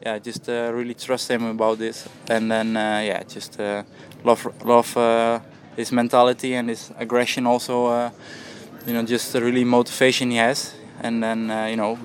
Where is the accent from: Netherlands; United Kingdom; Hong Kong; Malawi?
Netherlands; I'm from Holland